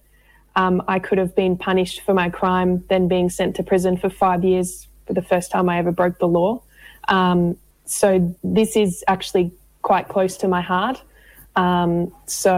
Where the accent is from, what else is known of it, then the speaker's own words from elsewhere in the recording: Queensland, Australia; now in Victoria, Australia; I'm originally from Queensland, moved down to Victoria after some family violence and some trauma as well